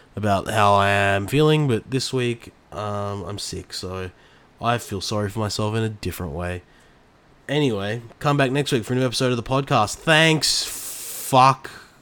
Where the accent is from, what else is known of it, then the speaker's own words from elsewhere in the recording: Australia; I grew up in Australia my entire life.